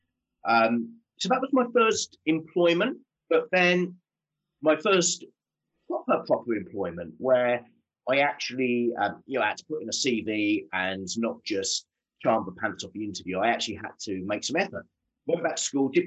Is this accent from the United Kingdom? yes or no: yes; Southend-on-Sea, East of England, United Kingdom; I grew up in Southend-on-Sea in Essex.